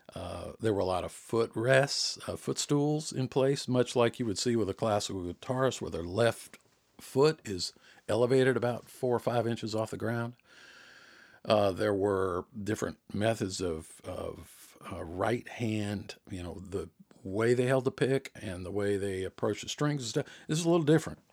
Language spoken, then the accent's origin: English; Jonesboro, Georgia, United States; accent: Southern; now in South Georgia, United States; growing up around the Atlanta area, Jonesboro in particular